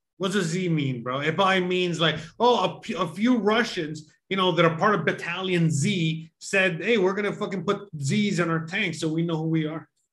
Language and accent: English; United States; I'm an American.